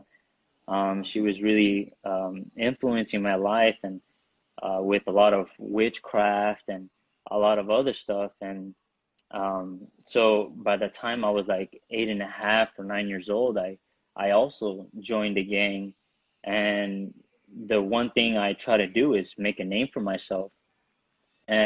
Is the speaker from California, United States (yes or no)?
yes; Burbank, California, United States; also born or lived in San Fernando, California; I grew up in Burbank, California. I was born in San Fernando